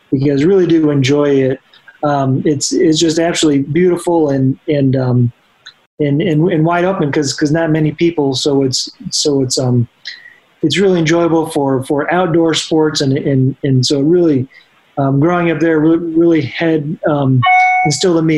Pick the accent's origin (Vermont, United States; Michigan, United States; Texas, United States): Vermont, United States; moved away as an adult; also born or lived in Fort Wayne, Indiana; now in Indianapolis, United States; I spent most of my years growing up in Vermont